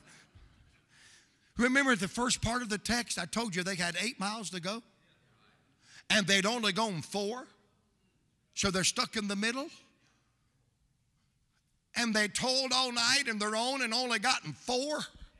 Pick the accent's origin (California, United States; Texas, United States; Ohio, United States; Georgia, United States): Georgia, United States; Atlanta; I am from Atlanta, dude.